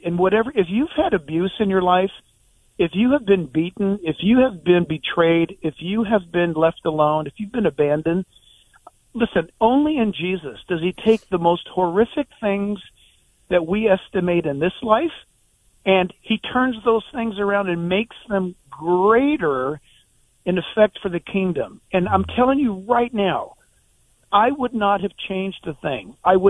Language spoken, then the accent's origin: English; Orange County, California, United States; I grew up in Orange County, California, with no presence of God at all.